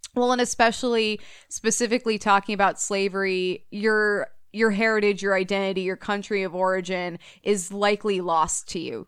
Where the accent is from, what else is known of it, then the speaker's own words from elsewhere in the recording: Illinois, United States; I grew up in Illinois